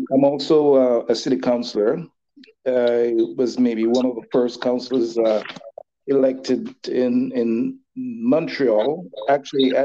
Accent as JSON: {"language": "English", "country": "Jamaica", "moved": "yes", "lives_now": "Dollard-des-Ormeaux, Canada", "said": "I'm Jamaican and I'm also Canadian"}